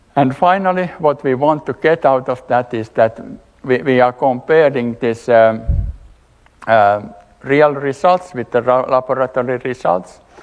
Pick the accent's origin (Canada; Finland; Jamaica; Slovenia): Finland; I'm coming from Finland, working for Valmet